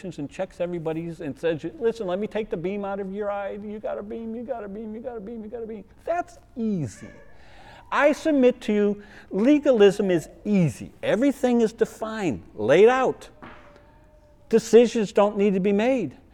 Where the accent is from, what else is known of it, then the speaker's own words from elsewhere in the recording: New England, United States; moved away as an adult; also born or lived in South Carolina; I'm from New England, went to a prestigious Christian school, work now in this wonderful church we're in South Carolina